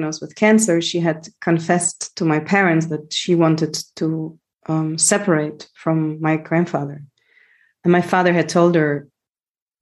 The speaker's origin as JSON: {"language": "English", "country": "Germany", "tie": "born or raised there", "said": "So I grew up in Germany. I was born and raised there to Greek parents."}